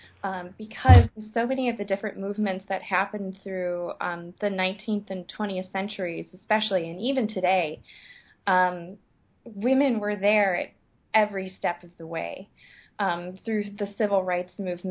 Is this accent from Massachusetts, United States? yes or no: no; Michigan, United States; being a Michigander and being a Midwesterner